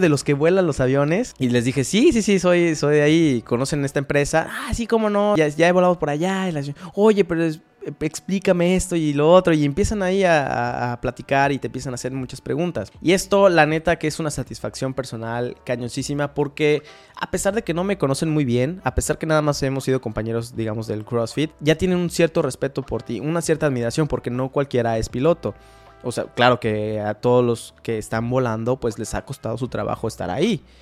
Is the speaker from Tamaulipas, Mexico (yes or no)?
no; Mexico City, Mexico; moved away as an adult; also born or lived in Tijuana / United States; cuando llegué a Tijuana, que fue de la Ciudad de México